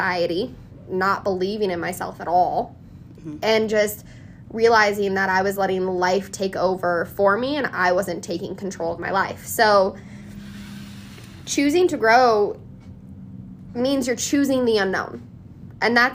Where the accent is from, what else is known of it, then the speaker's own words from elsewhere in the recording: Colorado, United States; born and raised in Colorado